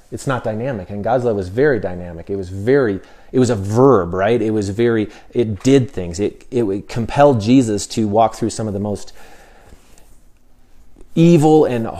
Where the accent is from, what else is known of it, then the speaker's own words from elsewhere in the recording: United States; And so as American, you know, I didn't really think much about these things, you know, our constitutional rights and things.